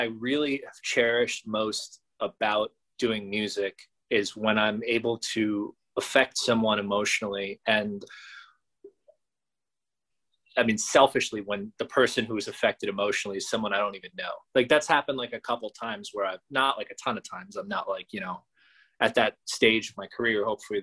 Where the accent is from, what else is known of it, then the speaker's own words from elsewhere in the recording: Teaneck, New Jersey, United States; It was right here in Teaneck, which is my hometown